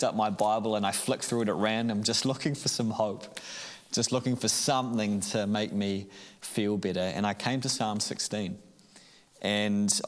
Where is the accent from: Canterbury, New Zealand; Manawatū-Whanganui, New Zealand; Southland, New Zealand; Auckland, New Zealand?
Auckland, New Zealand; I grew up in Auckland